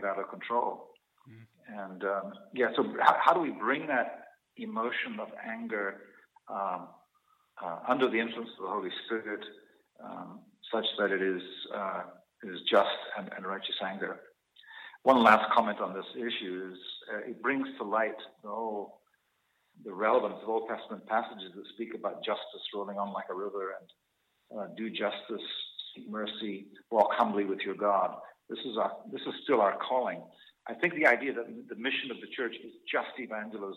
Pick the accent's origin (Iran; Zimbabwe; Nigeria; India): Zimbabwe; moved away as an adult; also born or lived in South Africa / Scotland; now in Canada; I grew up in Rhodesia, which is now Zimbabwe, and then I went to university in South Africa, where there was apartheid.